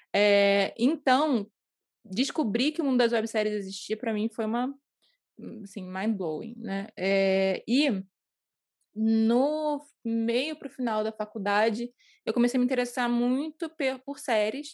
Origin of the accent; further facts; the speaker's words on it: Rio de Janeiro, Brazil; no Rio, moro no Rio.